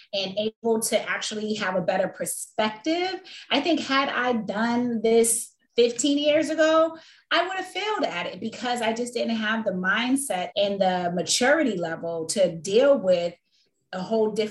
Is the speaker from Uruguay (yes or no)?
no; Boston, Massachusetts, United States; moved away; also born or lived in Washington, D.C.; I am originally from Boston, Massachusetts, but I spent majority of my life raising like my children and stuff in Washington, D.C.